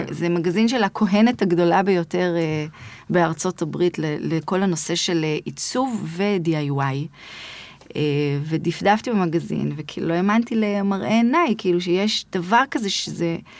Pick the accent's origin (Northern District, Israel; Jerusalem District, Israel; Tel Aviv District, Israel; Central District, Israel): Central District, Israel; Yavne; also born or lived in Rishon LeZion; גדלתי ביבנה